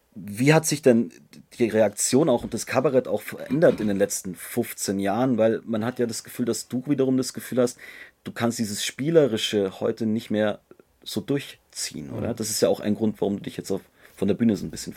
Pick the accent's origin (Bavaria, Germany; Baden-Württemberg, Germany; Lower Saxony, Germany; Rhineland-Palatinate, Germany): Bavaria, Germany; Munich; bei mir in Bayern, ich komme aus München